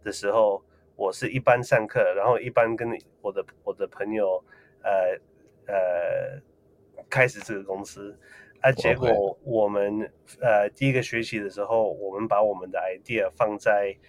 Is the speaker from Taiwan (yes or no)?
yes; Taiwan; 呃，所以其实我从小住在台湾的时候就呃有想。